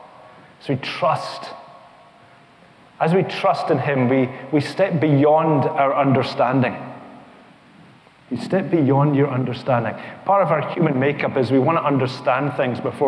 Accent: East Kilbride, Scotland, United Kingdom; this is my wife Helen, over there in the green. And we come from East Kilbride

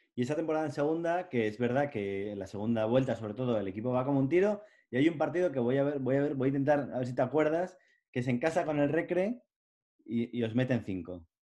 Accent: Cantabria, Spain; los cántabros respecto a los madrileños, pues somos de otra manera

